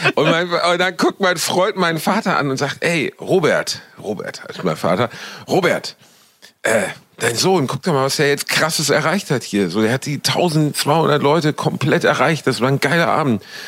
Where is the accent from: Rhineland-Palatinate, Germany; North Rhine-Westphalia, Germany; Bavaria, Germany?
North Rhine-Westphalia, Germany; Cologne; Ich befinde mich natürlich wieder in Brot und Tätigkeit in meiner Heimat in Köln